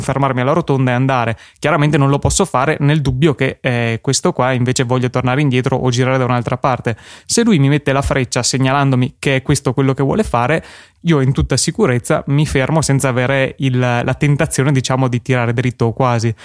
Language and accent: Italian; Verona, Veneto, Italy; siamo di Verona